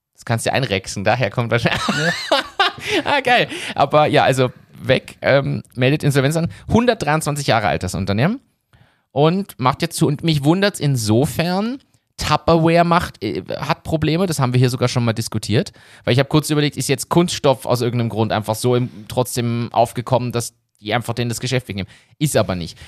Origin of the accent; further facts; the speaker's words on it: Berlin, Germany; ich bin in Berlin aufgewachsen